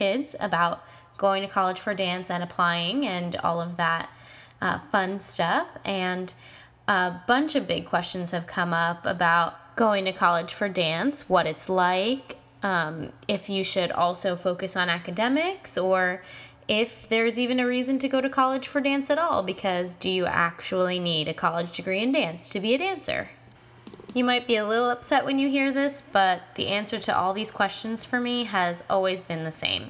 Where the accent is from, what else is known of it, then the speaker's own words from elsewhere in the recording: New York, United States; moved away as an adult; now in Los Angeles, United States; I was born and raised in New York, and I am a recent transplant to LA.